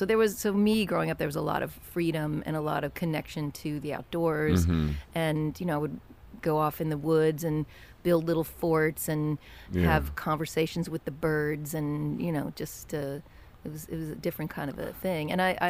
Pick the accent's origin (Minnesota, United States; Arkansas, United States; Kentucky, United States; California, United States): Kentucky, United States; I grew up in Kentucky, and and we lived in a, you know, pretty small town and a place where everybody kind of knew each other, and you didn't lock your doors at night